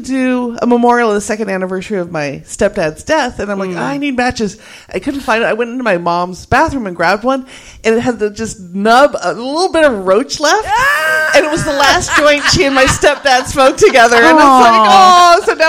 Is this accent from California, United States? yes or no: yes; California, United States; now in New York, United States; Like, I am coming from California. I walked into the dorm and we just started crying.